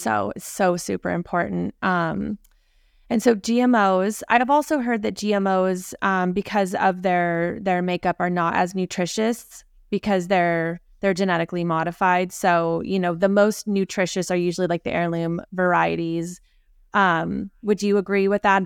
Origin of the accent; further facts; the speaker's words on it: Aptos, California, United States; I grew up in, in Aptos